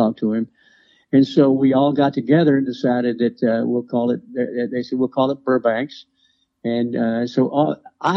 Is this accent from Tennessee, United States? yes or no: yes; Memphis, Tennessee, United States; moved away; also born or lived in Cincinnati; I grew up there